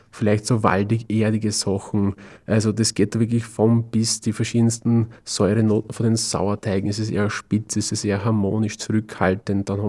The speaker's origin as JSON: {"language": "German", "country": "Austria", "said": "vielleicht bei uns in Österreich, Deutschland, Schweiz, wir haben schon eine sehr, sehr super Brotkultur"}